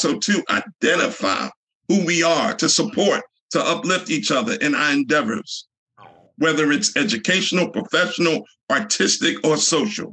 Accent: Newark, New Jersey, United States; I grew up in Newark, New Jersey, in a low-income neighborhood

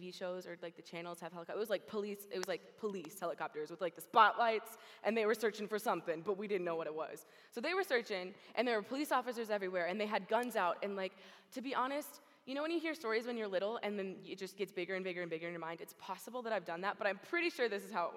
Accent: Oklahoma, United States; moved away; I was born in Oklahoma in a small little ranching community

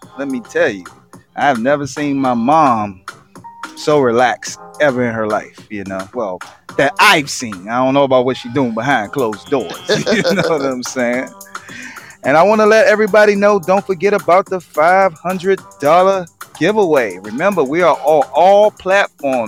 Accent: Washington, District of Columbia, United States; I am born and raised in Washington, D.C.

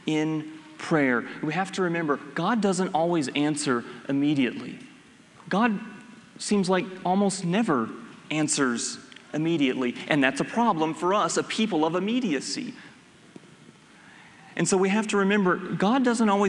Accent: United States; as Americans, as American evangelicals especially

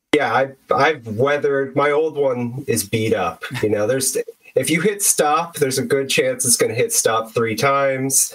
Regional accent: Bay Area, California, United States; I'm from the Bay Area

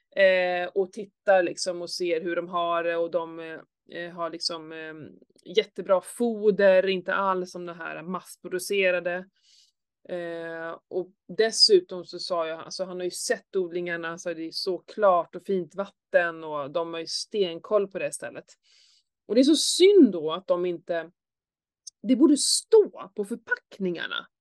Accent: Skåne, Sweden; när jag var liten så här, i Skåne

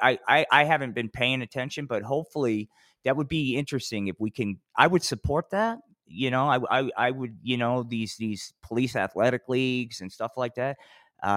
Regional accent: New Jersey, United States; growing up in Jersey.

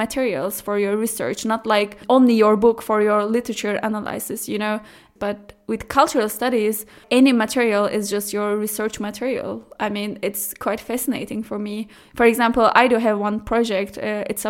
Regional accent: Istanbul, Turkey; English is a second language; moved away as an adult; also born or lived in Germany; now in Freiburg, Germany; I'm from Istanbul, and I have been living here in Germany for 2.5 years almost

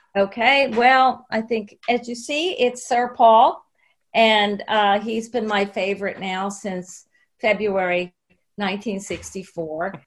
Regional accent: United States; one of the things that we did as American girls is a lot of us immediately got British pen pals

